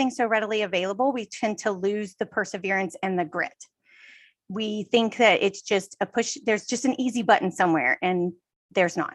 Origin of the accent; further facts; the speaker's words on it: Texas, United States; now in California, United States; I'm originally from Texas, and we live in California